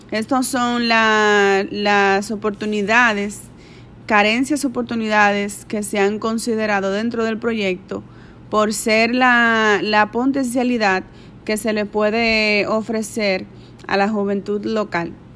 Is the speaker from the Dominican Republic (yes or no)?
yes; Santiago de los Caballeros, Santiago, Dominican Republic; moved away as an adult; now in Dajabón, Dominican Republic; aunque soy de Santiago de los Caballeros, estoy radicada en Dajabón hace unos siete años aproximadamente o más.